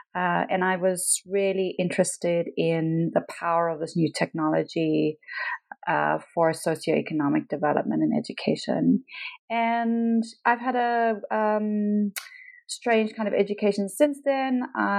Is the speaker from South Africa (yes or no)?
yes; Pietermaritzburg, KwaZulu-Natal, South Africa; So I am South African. I lived in South Africa most of my life. I was born in a small town called Pietermaritzburg, near Durban, which is on the kind of east coast of South Africa.